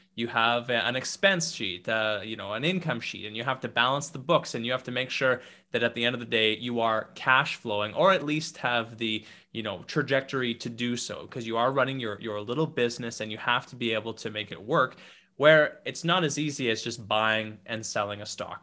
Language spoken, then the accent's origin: English; St. Brieux, Saskatchewan, Canada; my hometown of Saint Brew